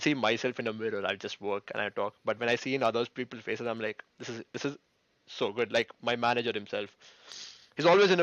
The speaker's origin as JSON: {"language": "English", "country": "India", "tie": "born or raised there", "moved": "as an adult", "lives_now": "United Kingdom", "said": "Being Indian parents"}